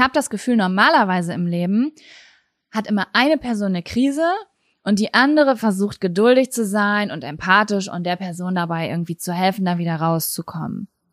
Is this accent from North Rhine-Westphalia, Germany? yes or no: yes; Lübbecke, North Rhine-Westphalia, Germany; moved away; ich bin aus der Stadt weggezogen